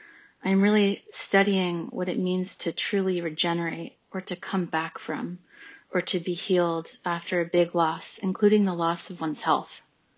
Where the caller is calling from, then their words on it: New York City, New York, United States; I'm calling from Brooklyn.